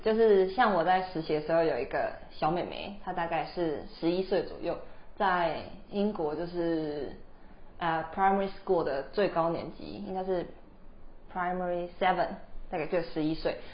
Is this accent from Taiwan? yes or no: yes; Taiwan; moved away as an adult; now in Edinburgh, United Kingdom; 我们是台湾人